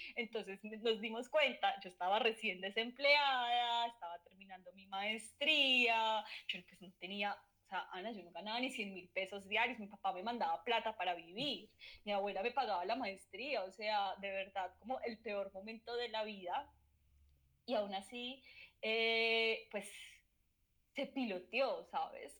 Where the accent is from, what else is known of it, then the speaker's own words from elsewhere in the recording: Manizales, Caldas, Colombia; also born or lived in Pereira; en Manizales viví también cuando era chiquita, como hasta los 10 años, pero mi adolescencia fue en Pereira